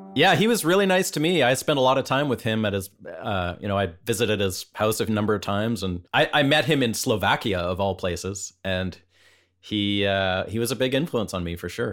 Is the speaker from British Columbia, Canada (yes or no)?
yes; Vancouver, British Columbia, Canada; moved away; I'm from Vancouver originally, just up in Canada